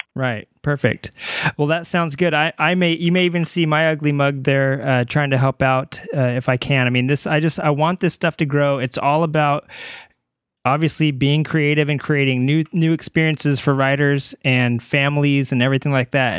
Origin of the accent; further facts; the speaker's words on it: Ramona, California, United States; also born or lived in Arkansas; I moved here from Arkansas when I was a little kid, and I moved to Ramona